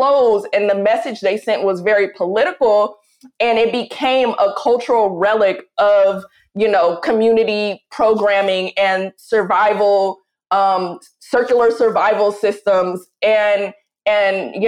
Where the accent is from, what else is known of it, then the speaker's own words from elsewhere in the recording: Oakland, California, United States; growing up in Oakland sets the tone and the temperature for who I am